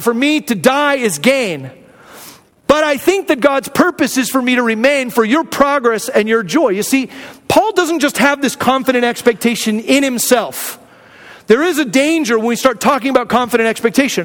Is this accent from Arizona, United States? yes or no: yes; Arizona, United States; moved away; also born or lived in Hume Lake, California; I grew up in Arizona